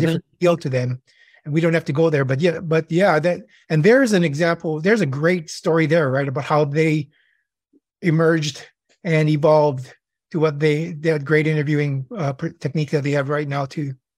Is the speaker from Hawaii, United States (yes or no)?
yes; Hawaii, United States; moved away as an adult; also born or lived in California; I'm born and raised in Hawaii